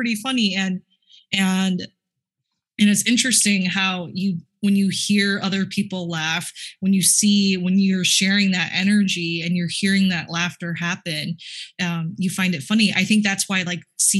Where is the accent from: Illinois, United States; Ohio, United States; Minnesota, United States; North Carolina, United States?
Minnesota, United States; I was born and raised in Minnesota